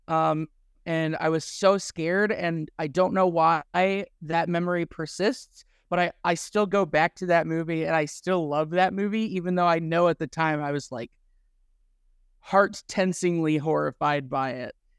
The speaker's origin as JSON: {"language": "English", "region": "Midwest", "country": "United States", "tie": "born or raised there", "said": "growing up in the Midwest."}